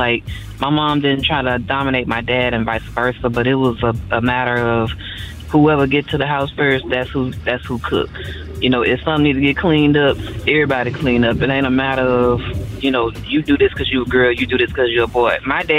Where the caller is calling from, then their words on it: Houston, Texas, United States; I'm calling from Houston